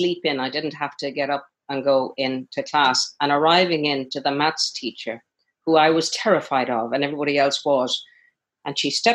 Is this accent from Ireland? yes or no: yes; Connemara, Connacht, Ireland; I think growing up in Connemara in that part of the world, right out on the edge of the Atlantic, was hugely part of my formation. I feel very fortunate, actually, that's where I was born and grew up